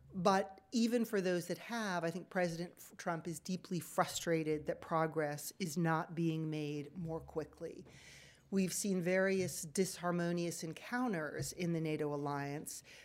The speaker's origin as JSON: {"language": "English", "country": "United States", "said": "I am an American"}